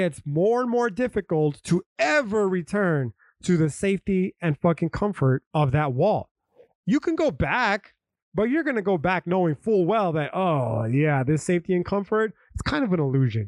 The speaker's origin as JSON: {"language": "English", "country": "United States", "tie": "born or raised there", "said": "I'm an American is because I was born on a fucking patch of dirt"}